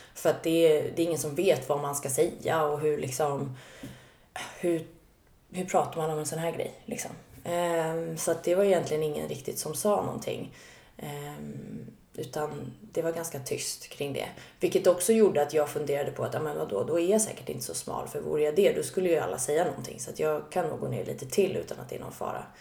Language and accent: Swedish; Stockholm, Stockholm County, Sweden; Södermalm, jag är uppvuxen där